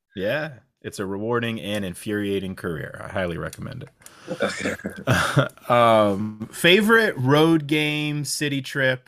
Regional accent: Kansas, United States; moved away; I'm from Kansas, literally in the smack in the middle of the United States

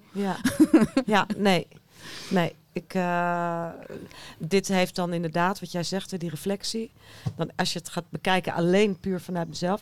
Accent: Haarlem, North Holland, Netherlands; Ik kom zelf uit Haarlem

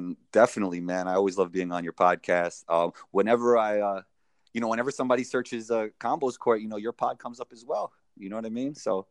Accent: New York City, New York, United States; I grew up in Riverdale.

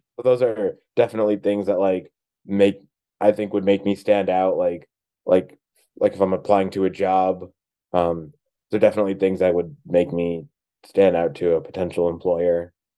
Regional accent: New Jersey, United States; moved away as an adult; now in Los Angeles, United States; I grew up in New Jersey, but I moved to uh, Los Angeles last year.

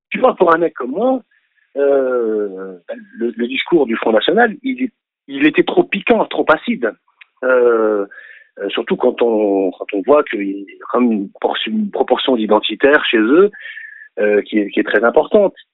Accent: France; français plus que n'importe quelle autre langue, y compris celle de mes, de mes parents. Et donc, je, n'ai, je suis français quand bien même je voudrais l'ignorer. Je suis français presque à mon corps défendant

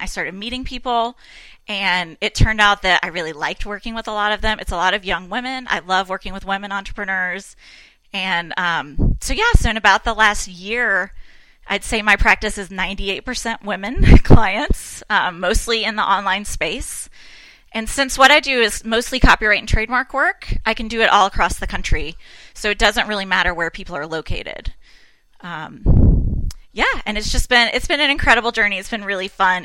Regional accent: Tennessee, United States; I'm from Tennessee

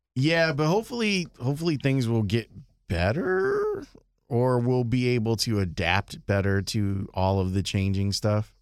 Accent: Chicago, Illinois, United States; I'm from Chicago.

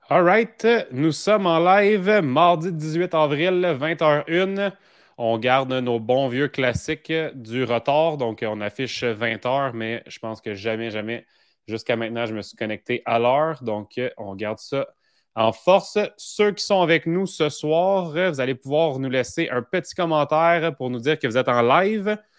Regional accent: Saint-Roch-de-l'Achigan, Quebec, Canada; si tu l'écoutes de Saint-Roch de la Chigan, c'est un point boni parce que tu es vraiment dans mon patelin

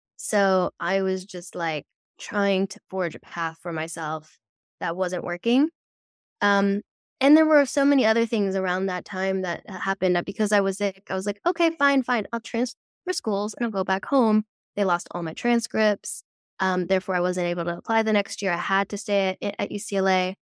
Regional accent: Netherlands; I grew up in the Netherlands, um, which is very practical culture

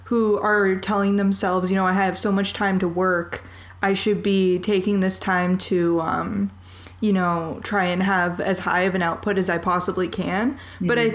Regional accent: North Dakota, United States; moved away; also born or lived in Idaho; I'm from North Dakota.

